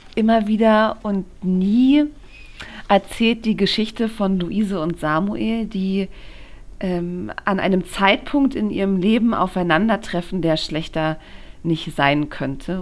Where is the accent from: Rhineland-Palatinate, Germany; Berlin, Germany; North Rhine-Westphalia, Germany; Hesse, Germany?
Berlin, Germany; ich bin in Berlin geboren